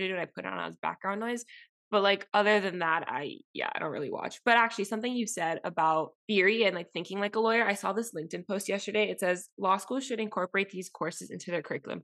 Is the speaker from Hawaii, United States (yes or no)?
no; Miami, Florida, United States; moved away as an adult; growing up in Miami, it's insular